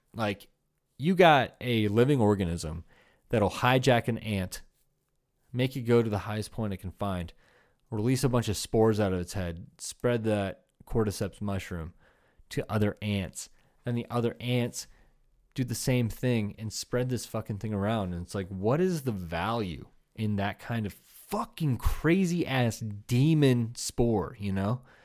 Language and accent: English; Iowa, United States; growing up in Iowa